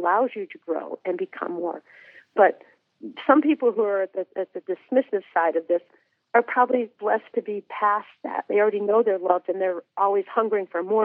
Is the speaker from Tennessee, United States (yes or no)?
no; Massachusetts, United States; I grew up in Massachusetts as well